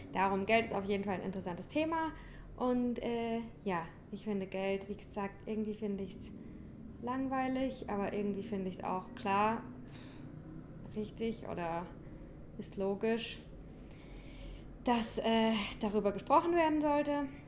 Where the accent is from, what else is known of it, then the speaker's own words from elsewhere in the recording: St. Leon-Rot, Baden-Württemberg, Germany; moved away as an adult; also born or lived in Berlin; Ich komme aus St. Leon Roth.